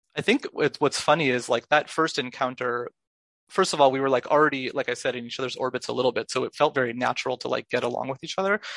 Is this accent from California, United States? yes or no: yes; Los Angeles, California, United States; now in New York City, United States; I grew up in Los Angeles.